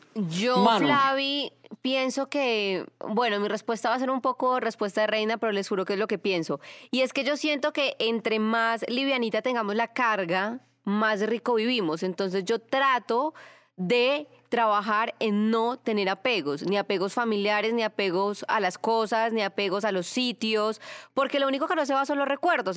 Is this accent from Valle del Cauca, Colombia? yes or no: no; Manizales, Caldas, Colombia; moved away; yo soy de Manizales, y hay una sillita donde siempre me sentaba con mis abuelitos en un barrio que se llama La Francia, en Manizales